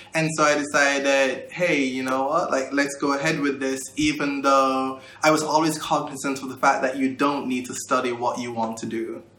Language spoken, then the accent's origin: English; Kingston, Jamaica; moved away as an adult; I was born and raised in Kingston, Jamaica